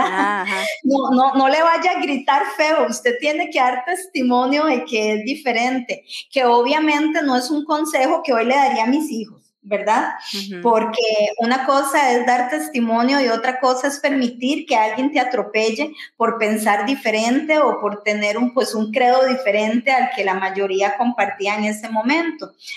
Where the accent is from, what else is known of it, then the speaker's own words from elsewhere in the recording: Santa Ana, San José, Costa Rica; yo también soy tica, yo soy otra tica viviendo en Costa Rica eh, vivo en Pozos, en Santana